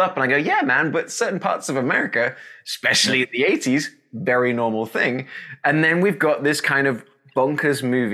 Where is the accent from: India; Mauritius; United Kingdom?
United Kingdom; moved away; as the Brit